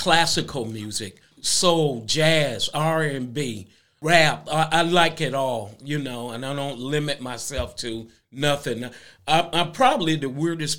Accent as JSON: {"language": "English", "town": "Kinston", "region": "North Carolina", "country": "United States", "tie": "born or raised there", "moved": "as an adult", "lives_now": "Hammonton, United States", "said": "I grew up in North Carolina, in Kinston, North Carolina"}